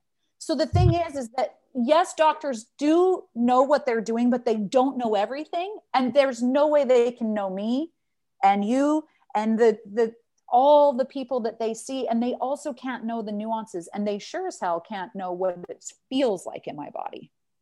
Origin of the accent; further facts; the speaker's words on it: Salt Lake City, Utah, United States; moved away as an adult; now in Amsterdam, Netherlands; growing up in Salt Lake City, it's a very religious community.